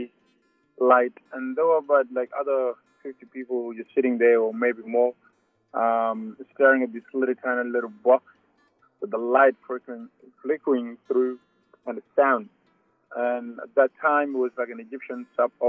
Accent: South Sudan; now in Australia; I'm from South Sudan. I came to Australia in 2004.

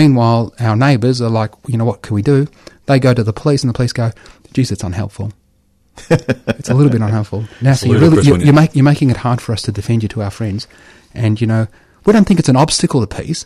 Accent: Australia; as an Australian. I'm an Australian. You know, I was born here

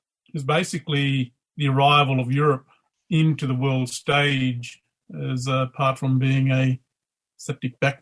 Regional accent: Leonora, Western Australia, Australia; I'm over in my hometown of Leonora, which is north of Kalgoorlie

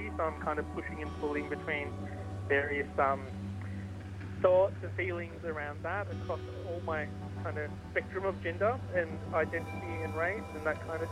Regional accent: Canberra, Australian Capital Territory, Australia; also born or lived in Parramatta, Sydney, Australia / Bangladesh (ancestry); And then I moved to Canberra, onto Ngunnawal country, when I was around 4 years old

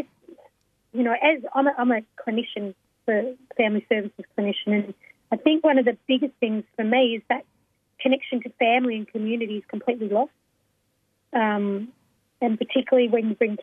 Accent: Melbourne, Victoria, Australia; I'm from Naam, so Melbourne, and I'm a Wurundjeri Noongar Wurrung woman

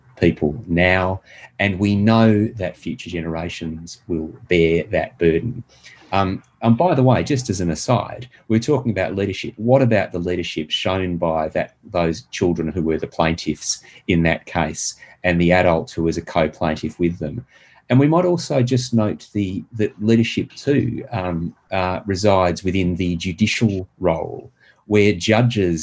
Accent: Australia

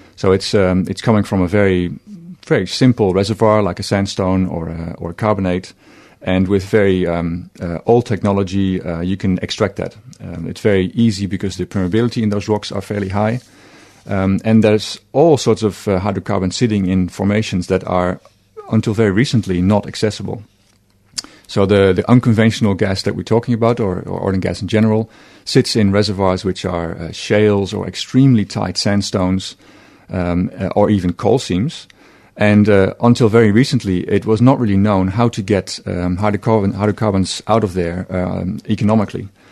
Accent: Netherlands; moved away as an adult; now in Australia; I'm from Holland

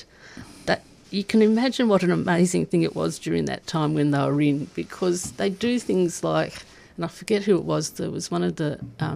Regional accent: Ormond, Victoria, Australia; I was born in the Ormond or somewhere around there.

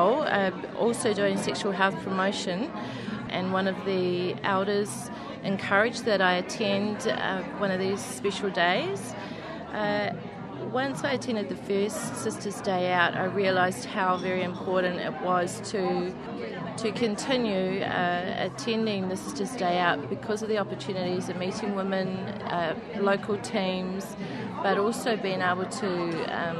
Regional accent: New Zealand; now in Australia; as you can tell by my accent, I am from New Zealand

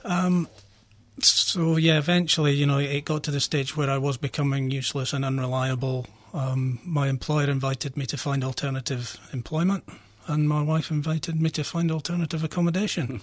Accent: Scotland, United Kingdom; now in Australia; I grew up in Scotland, um, where alcohol was very prevalent

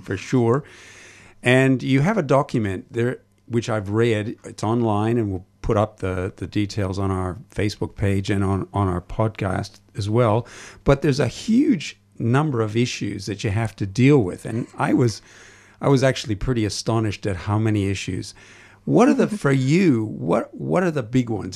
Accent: Toronto, Ontario, Canada; moved away; as you can probably tell from my accent, I come from elsewhere. It's Toronto where I oh, was

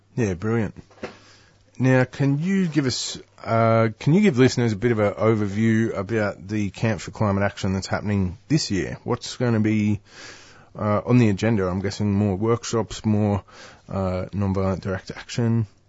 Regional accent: Newcastle, New South Wales, Australia; now in Melbourne, Australia; I'm living in Melbourne these days, but I'm originally from Newcastle

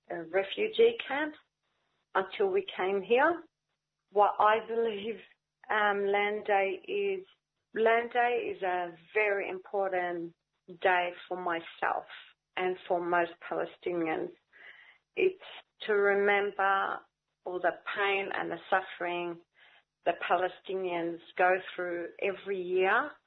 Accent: Australia; also born or lived in Lebanon; I grew up all my life in Australia. I was born in Lebanon and then uh, we came here when I was very young we fled another war that happened in Lebanon, 1976.

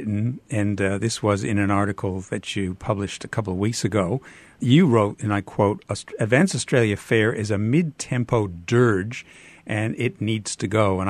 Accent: Canada; accent: Canadian; as you can tell from my accent, Canadian

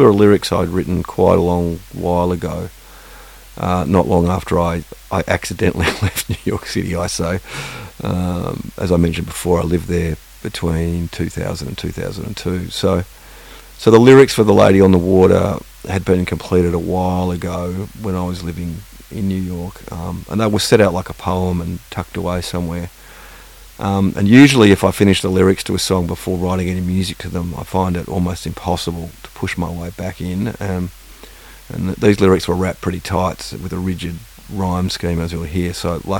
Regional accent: Perth, Western Australia, Australia; As I mentioned before, I grew up in Perth. I grew up all over Australia, really, because my old man was a print journo

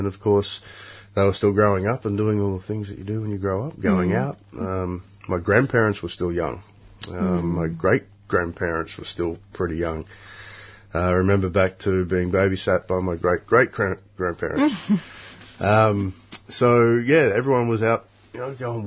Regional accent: Port Macquarie, New South Wales, Australia; also born or lived in Rollands Plains; I'm from Port Macquarie, but actually we're on Biripi, and I think we come from up around Rollins Plains

